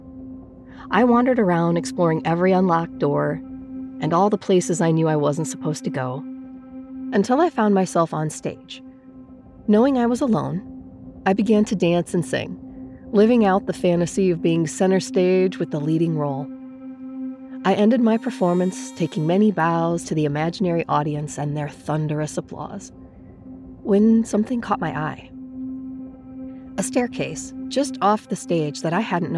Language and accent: English; Dubuque, Iowa, United States; I was born and raised in Dubuque, Iowa